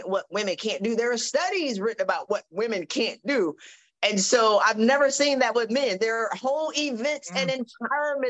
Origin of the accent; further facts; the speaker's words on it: South Carolina, United States; I'm from South Carolina